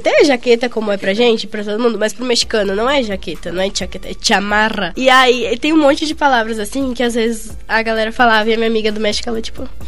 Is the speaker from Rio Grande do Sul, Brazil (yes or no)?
yes; Rio Grande do Sul, Brazil; O sotaque tá. é muito forte, principalmente eu que sou gaúcha.